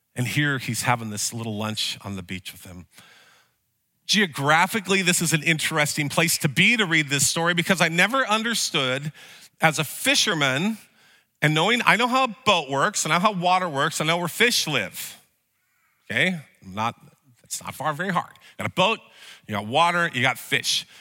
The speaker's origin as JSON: {"language": "English", "town": "Vernonia", "region": "Oregon", "country": "United States", "tie": "born or raised there", "said": "I grew up in Sunday school in a small town in Vernonia"}